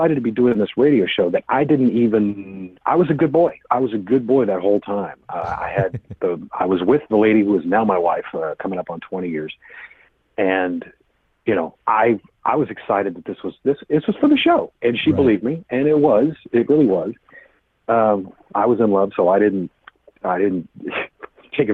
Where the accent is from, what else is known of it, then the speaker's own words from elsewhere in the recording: West Tennessee, United States; I grew up in West Tennessee